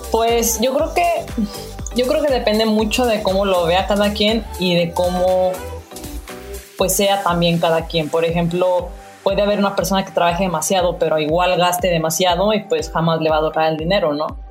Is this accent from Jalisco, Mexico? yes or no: yes; Guadalajara, Jalisco, Mexico; moved away as an adult; now in Calgary, Canada; tengo 32 años de Guadalajara, Jalisco. Actualmente vivo en Calgary